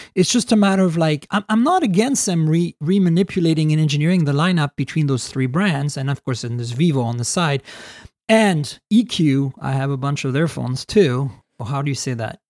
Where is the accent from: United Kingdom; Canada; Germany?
Canada; I'm Canadian